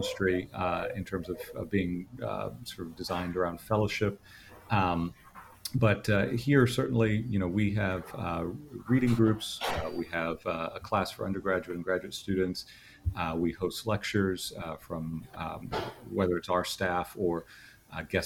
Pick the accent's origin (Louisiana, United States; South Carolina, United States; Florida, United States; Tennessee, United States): Florida, United States; Miami; also born or lived in Clearwater, Florida / Orlando, Florida; now in Gainesville, United States; I grew up in Miami, Florida